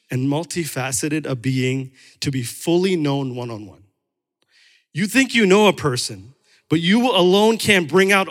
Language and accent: English; New York, United States; also born or lived in Chicago; I'm still Indian American, but it's not number one. My number one identity comes from what Jesus Christ has said when he adopted me into his family, right? So I'm also from New York and Chicago